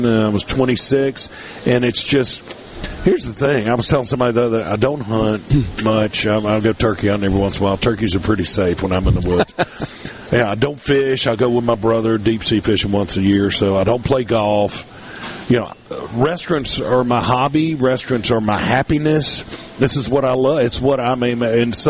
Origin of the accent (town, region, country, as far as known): Hattiesburg, Mississippi, United States